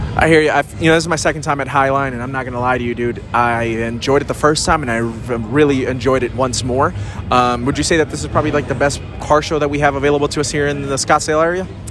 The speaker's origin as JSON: {"language": "English", "country": "Puerto Rico", "moved": "yes", "said": "I'm from Puerto Rico. My my, my peeps got hit by Fiona"}